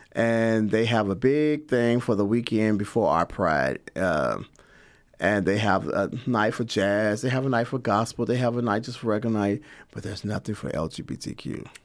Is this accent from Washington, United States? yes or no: no; Lexington, Kentucky, United States; also born or lived in Louisville, Kentucky / Chicago, Illinois; I am from here, Lexington, Kentucky. I was born and raised here